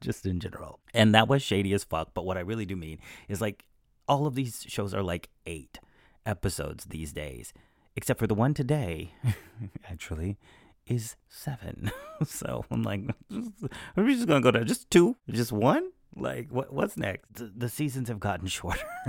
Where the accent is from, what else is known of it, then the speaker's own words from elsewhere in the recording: Alabama, United States; my hometown in Alabama